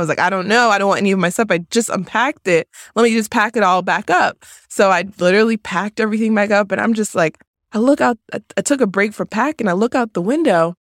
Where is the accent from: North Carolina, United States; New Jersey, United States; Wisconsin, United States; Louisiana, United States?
New Jersey, United States; moved away as an adult; also born or lived in Maryland; growing up in Jersey for eighteen years